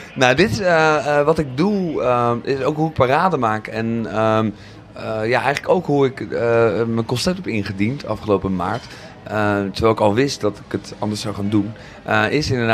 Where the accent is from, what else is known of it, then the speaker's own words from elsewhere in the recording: Zoetermeer, South Holland, Netherlands; moved away as an adult; also born or lived in Amsterdam; ik ben opgegroeid in Zoetermeer